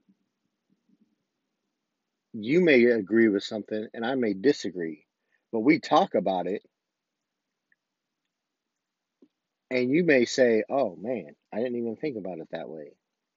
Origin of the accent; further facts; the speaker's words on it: United States; as an American, as a U.S. citizen